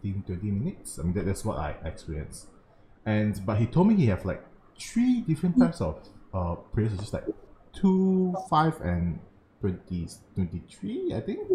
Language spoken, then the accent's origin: English; Malaysia; as a Malaysian Chinese, I stay in Malaysia. I grew up and stay in Malaysia for like 30 years right now